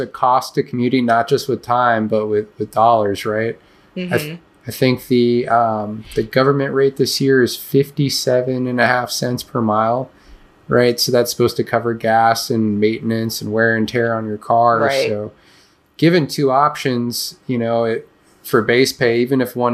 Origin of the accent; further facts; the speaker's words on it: Chicago, Illinois, United States; I'm from Chicago